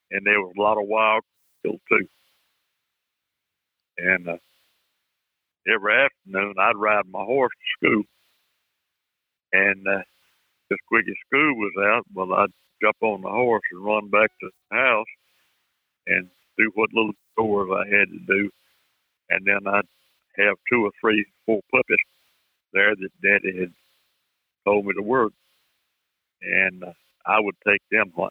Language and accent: English; Booneville, Mississippi, United States; I was raised at in Boonville, Mississippi